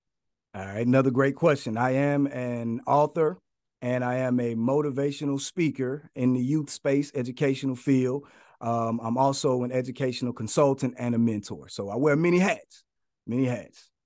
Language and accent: English; Atlanta, Georgia, United States; I'm born and raised in Atlanta, Georgia, in the inner city of Atlanta, Georgia